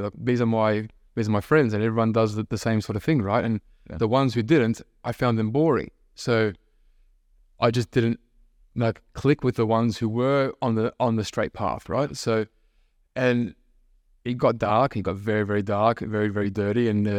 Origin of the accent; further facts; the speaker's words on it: Melbourne, Victoria, Australia; I'm full Aussie, right?